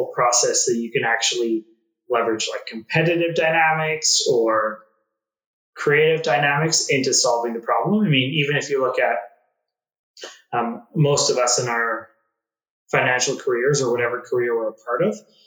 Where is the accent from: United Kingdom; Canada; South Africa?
Canada; Calgary, Alberta; also born or lived in Nepal; I grew up in Calgary, Alberta